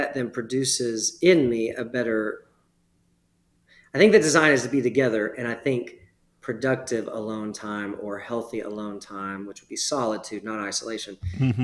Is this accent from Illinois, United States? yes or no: no; Texas, United States; I grew up pretty rural in Texas